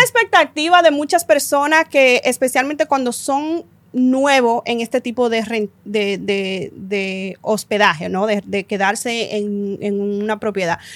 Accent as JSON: {"language": "Spanish", "country": "Dominican Republic", "said": "nosotros somos dominicanas"}